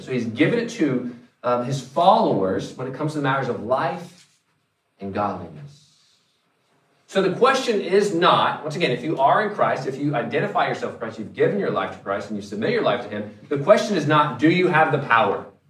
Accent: North Carolina, United States; moved away; I'm originally from the East Coast or from North Carolina

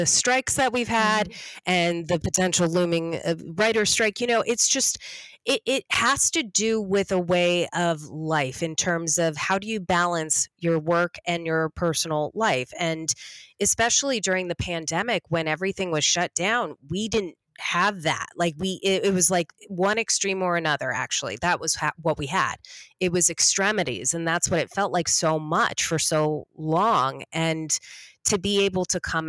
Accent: Los Angeles, California, United States; I'm a straight up LA native. I even was born at Cedar Sinai

